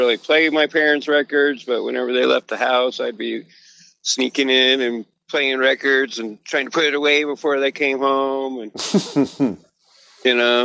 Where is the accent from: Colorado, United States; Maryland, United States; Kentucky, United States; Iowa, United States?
Colorado, United States; Denver; I was born in Denver, born on East Colfax, raised in North Denver